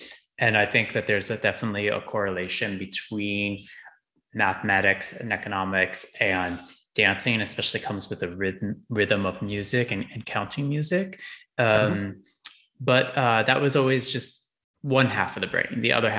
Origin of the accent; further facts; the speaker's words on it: Connecticut, United States; I'm from Connecticut. You can take Metro North. You'll get there in 2 hours. I grew up near New York City.